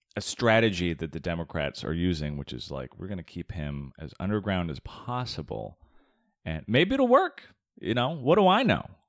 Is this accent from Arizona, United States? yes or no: yes; Tucson, Arizona, United States; I grew up in Tucson, Arizona